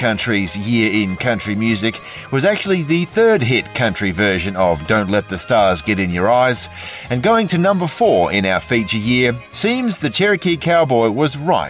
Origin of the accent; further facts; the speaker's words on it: Perth, Western Australia, Australia; my hometown of Perth, Western Australia.